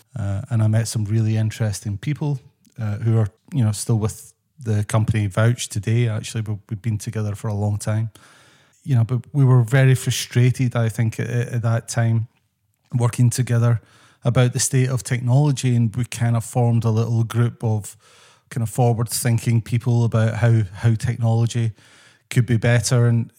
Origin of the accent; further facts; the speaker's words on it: Scotland, United Kingdom; moved away as an adult; So I'm originally from Scotland. That's my background.